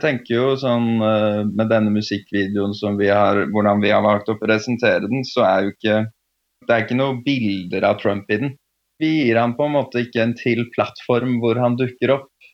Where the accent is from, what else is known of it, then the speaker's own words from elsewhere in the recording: Oslo, Norway; moved away as an adult; also born or lived in Prague / London / Istanbul; Født og oppvokst i Oslo.